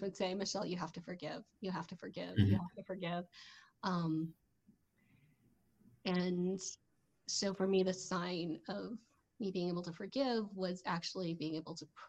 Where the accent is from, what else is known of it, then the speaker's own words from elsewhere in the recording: United States; As an American